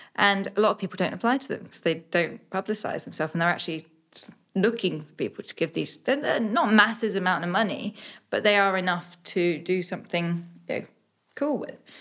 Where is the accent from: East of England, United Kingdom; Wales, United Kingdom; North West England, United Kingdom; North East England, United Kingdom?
East of England, United Kingdom; Suffolk; only child growing up in Suffolk